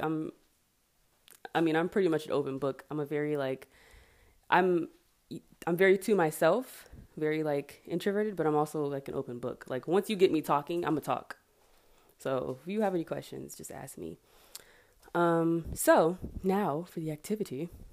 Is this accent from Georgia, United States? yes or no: yes; Marietta, Georgia, United States; also born or lived in Atlanta / Savannah, Georgia; from Atlanta, I'm from Marietta